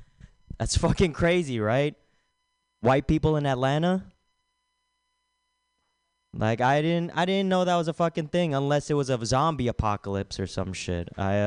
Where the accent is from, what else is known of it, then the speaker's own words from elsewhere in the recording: Philippines; It's because I'm Filipino, yada yada.